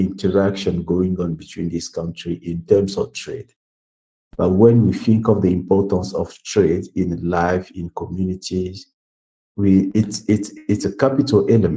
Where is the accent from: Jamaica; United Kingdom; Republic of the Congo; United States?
Republic of the Congo; Brazzaville; I was born in Brazzaville and living in poverty, growing up in poverty